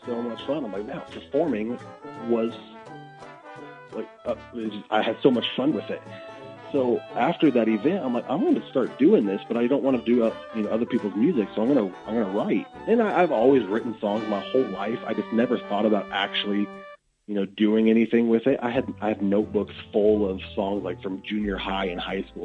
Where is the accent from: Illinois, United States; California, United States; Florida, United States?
Illinois, United States; Athens; also born or lived in Springfield, Illinois; I grew up in Athens, just 20 minutes uh, just north of here